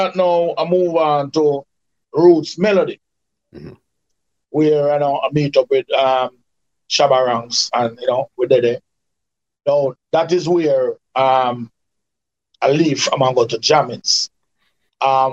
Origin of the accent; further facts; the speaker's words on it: Kingston, Jamaica; also born or lived in Canada; my original Kingston 11